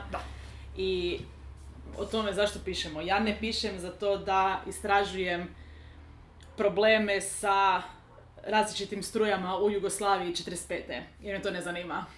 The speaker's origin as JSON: {"language": "Croatian", "region": "Lika-Senj County", "country": "Croatia", "tie": "born or raised there", "said": "kad sam ja bila tineđer u Hrvatskoj"}